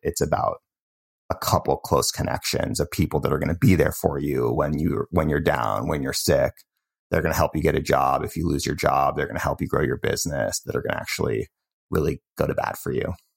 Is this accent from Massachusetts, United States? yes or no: yes; Cambridge, Massachusetts, United States; moved away; also born or lived in Bay Area, California; I grew up in Cambridge, Massachusetts